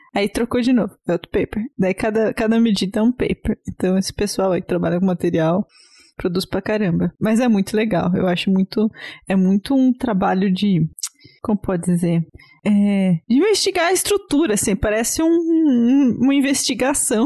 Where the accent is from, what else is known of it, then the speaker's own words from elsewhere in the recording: Brazil; eu, como boa brasileira